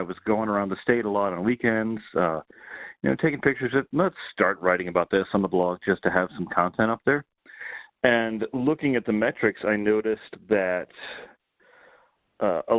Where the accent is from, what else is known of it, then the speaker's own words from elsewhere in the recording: North Carolina, United States; moved away as an adult; I grew up in North Carolina